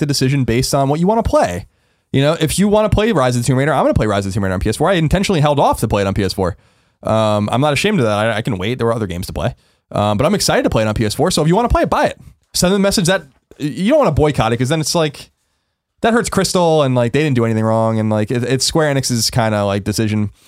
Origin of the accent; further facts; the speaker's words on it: New York, United States; now in San Francisco, United States; growing up in New York